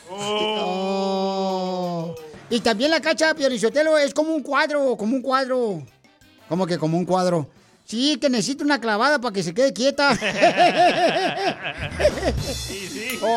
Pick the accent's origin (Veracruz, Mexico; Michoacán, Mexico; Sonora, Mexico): Michoacán, Mexico; yo soy de un pueblo bien chiquito, ¿no? Y de Michoacán, y mi pueblo ahí estaba tan pequeño, por tan pequeño, por tan pequeño mi pueblo.